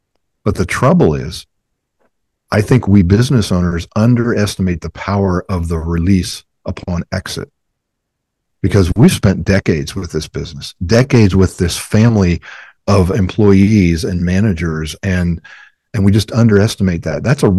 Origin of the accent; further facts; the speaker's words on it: Ohio, United States; Well, hey, I come from Browns country.